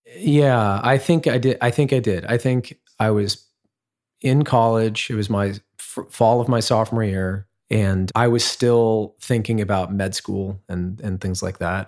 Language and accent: English; Centerville, Ohio, United States; moved away as an adult; also born or lived in Oberlin, Ohio / Los Angeles; I grew up in Ohio, actually. A little town called Centerville, which is outside Dayton, Ohio